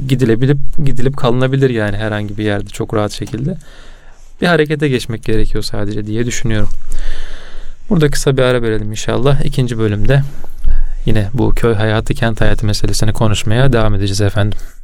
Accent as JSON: {"language": "Turkish", "region": "Çanakkale", "country": "Turkey", "tie": "born or raised there", "said": "ben Çanakkale'de e, hayatımın büyük bir bölümü geçtiği için"}